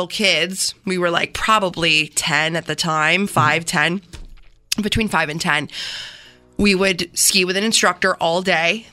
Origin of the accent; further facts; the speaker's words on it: Canandaigua, New York, United States; I grew up in Canandaigua